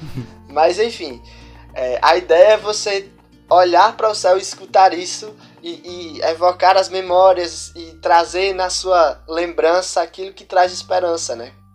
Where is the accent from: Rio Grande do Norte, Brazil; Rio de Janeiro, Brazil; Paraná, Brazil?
Rio Grande do Norte, Brazil; Jardim do Seridó; eu sou do povoado Currais Novos, no município de Jardim do Seridó, que é o interior do interior do Rio Grande do Norte